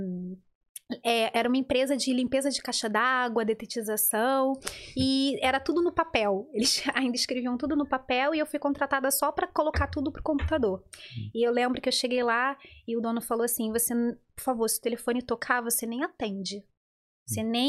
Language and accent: Portuguese; Rio de Janeiro, Brazil; moved away; Sim, eu fui mãe adolescente, fui mãe hum. com 19 anos no Rio de Janeiro.